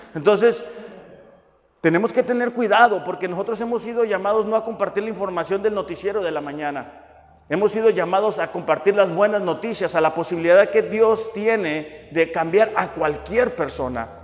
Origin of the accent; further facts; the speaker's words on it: Mexico; nuestro hermoso país, México.